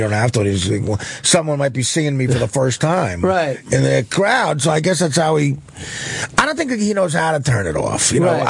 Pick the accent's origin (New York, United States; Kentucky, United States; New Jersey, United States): New Jersey, United States; near Newark; in Newark, close to my hometown